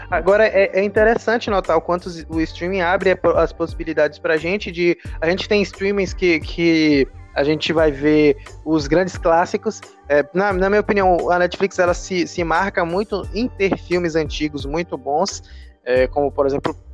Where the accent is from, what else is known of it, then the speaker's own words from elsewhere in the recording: Brazil; a gente é brasileiro